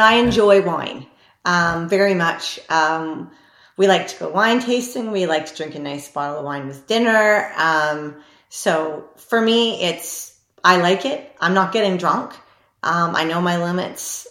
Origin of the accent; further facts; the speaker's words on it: Canada; I am Canadian